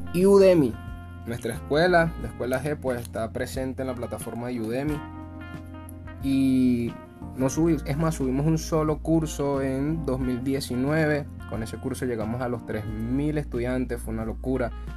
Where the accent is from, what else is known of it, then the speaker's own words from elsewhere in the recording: Venezuela; nosotros somos de Venezuela